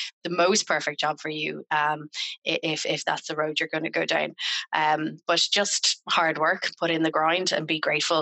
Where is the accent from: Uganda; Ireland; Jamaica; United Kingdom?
Ireland; I'm Irish